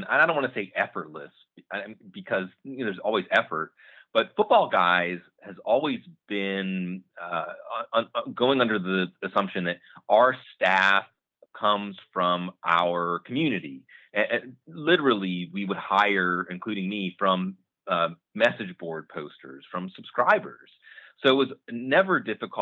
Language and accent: English; Western Pennsylvania, United States; I grew up in the Western Pennsylvania, coal mining country